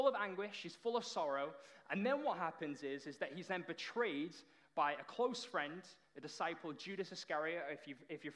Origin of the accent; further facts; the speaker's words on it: Runcorn, North West England, United Kingdom; moved away as an adult; now in Toronto, Canada; I am from the Promised Land, which is Runcorn.